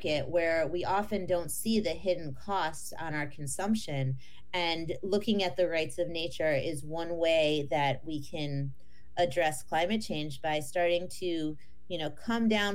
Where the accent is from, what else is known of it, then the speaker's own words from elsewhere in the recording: northeastern Ohio outside of Cleveland, United States; I grew up in northeastern Ohio outside of Cleveland